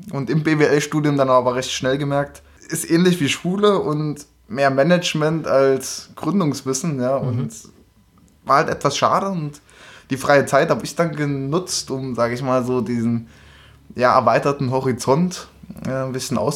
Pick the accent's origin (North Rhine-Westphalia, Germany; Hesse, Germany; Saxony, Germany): Saxony, Germany; Leipzig; so bin ich dann in Leipzig geboren und sage ich mal Schullaufbahn recht normal